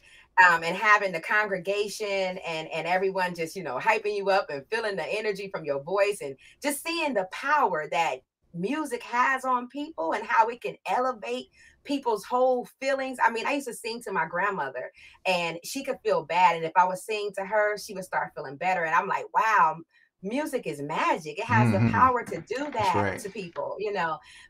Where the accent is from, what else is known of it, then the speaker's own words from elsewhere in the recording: Warren, Ohio, United States; moved away; born there and raised there